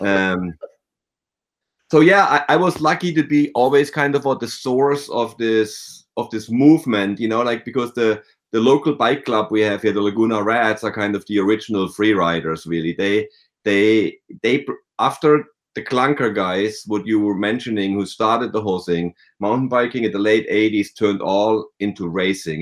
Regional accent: near Freiburg in the Black Forest, Baden-Württemberg, Germany; moved away as an adult; now in United States; I grew up in the, near Freiburg in the Black Forest

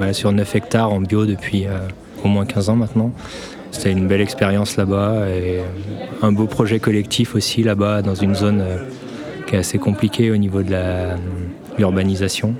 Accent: Vienne, Auvergne-Rhône-Alpes, France; j'étais originaire de Vienne

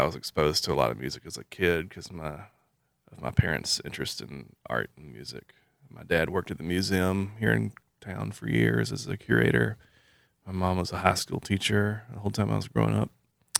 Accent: Columbus, Indiana, United States; Yeah, I grew up in Columbus. I was born in Columbus. And grew up over on 13th Street behind Winton School in the Winton neighborhood.

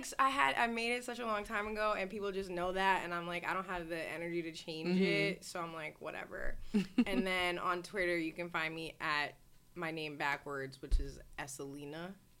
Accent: Long Island, New York, United States; moved away as an adult; also born or lived in London; now in Texas, United States; I moved in March of 2018. I spent a lot of time, I grew up in Long Island. I spent a lot of time back and forth between New York and London.

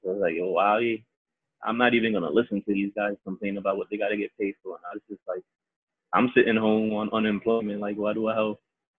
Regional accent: New York City, New York, United States; also born or lived in Bronx, New York / Dominican Republic; I grew up in the Heights.

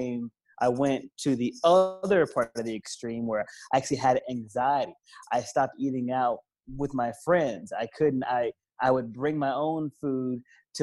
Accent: the South, United States; also born or lived in Philadelphia, Pennsylvania; I'm from the South. I live in the South. I was born in Philly, but live in the South. So I grew up with good flavor

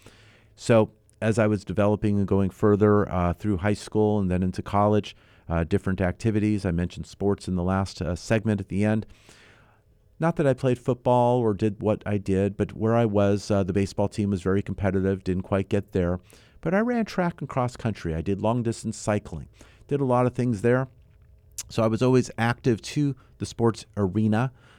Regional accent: San Fernando Valley, California, United States; Got my start in Southern California, born and raised in the San Fernando Valley, eventually in the west end of the valley.

